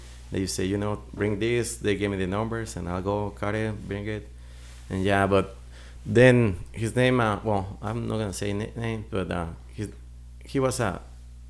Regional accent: Mexico; English is a second language; moved away as an adult; now in United States; My history in this country was in 1999 when I came from Mexico, you know, pursuing the American dream

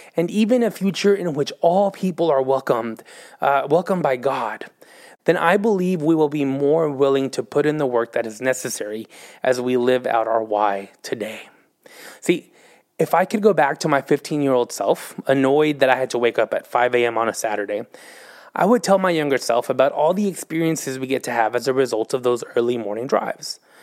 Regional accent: Texas, United States; moved away as an adult; now in Oklahoma City, United States; I'm from Texas

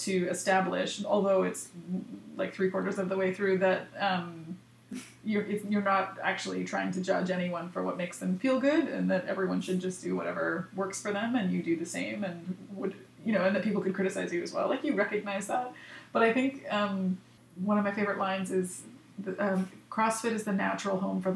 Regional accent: Canada; moved away

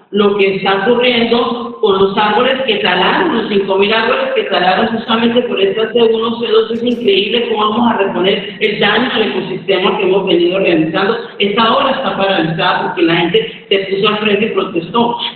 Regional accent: Bucaramanga, Santander, Colombia; moved away as an adult; also born or lived in Barrancabermeja; yo soy una mujer santanderiana, nacida en Barranca Bermeja, criada en Bucaramanga

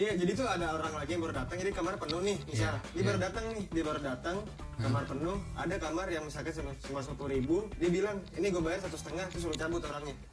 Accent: Jakarta, Indonesia; walaupun kita orang Indonesia walaupun kita orang Jakarta gitu

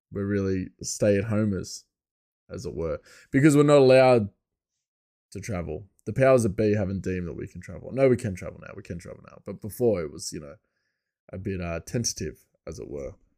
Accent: Bathurst, New South Wales, Australia; my hometown, uh, Bathurst is a, it was a, a, a, an inland settlement. It was the first inland settlement from Sydney.

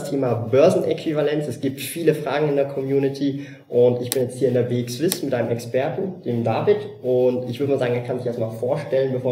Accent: Switzerland; Also das heißt, für mich als Schweizer ähm, ändert sich jetzt insofern nichts, wenn ich die Schweizer Aktien sowieso am Heimatmarkt gekauft habe.

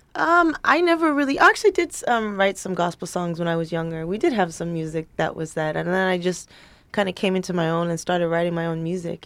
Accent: Los Angeles, California, United States; I'm from North Hollywood. I was born

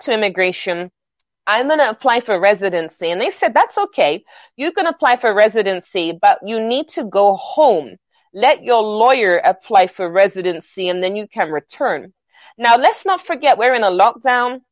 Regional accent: London, United Kingdom; moved away as an adult; now in New York, United States; I'm originally from London, England. My family are Jamaican.

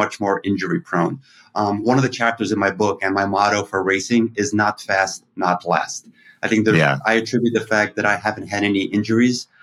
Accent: New York City, New York, United States; I grew up in Brighton Beach

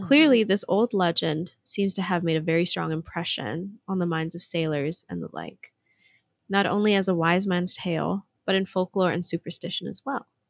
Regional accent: Hawaii, United States; growing up in Hawaii, like, we have very special education

